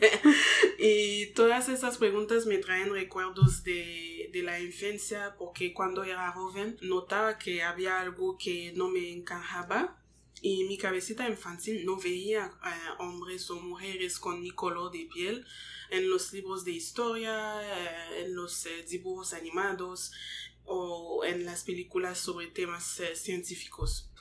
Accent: Montreal, Quebec, Canada; Spanish is a second language; yo nací aquí en Canadá, pero mis padres son congoleños, así somos, yo soy también congoleña

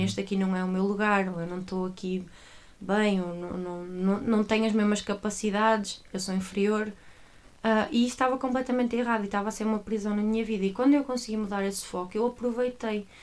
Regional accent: Águas Santas, Norte, Portugal; now in Coimbra, Portugal; sou do Porto. Atualmente vivo em Coimbra e estou em Coimbra e sou de Coimbra, mas sou originalmente de uma pequena terra chamada Águas Santas

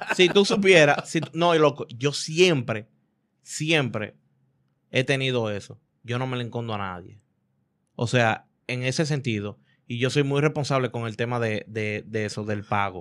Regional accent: Dominican Republic; Yo no soy mexicano, yo soy dominicano

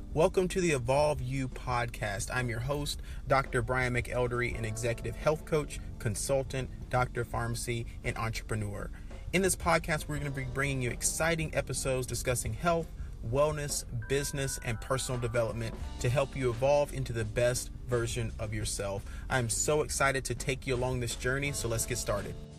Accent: Birmingham, Alabama, United States; Born and raised in Birmingham, Alabama

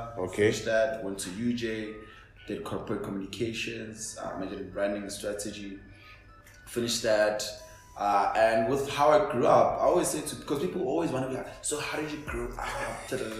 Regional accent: Daveyton, Gauteng, South Africa; But grew up and born and bred in Davidson, Scotty. Went to Milori Primary School, which is in Scotty Paula. Went to Khalema, which is in Kobasutung, Davidson. Went to Maboya Secondary School, which is in Davidson.

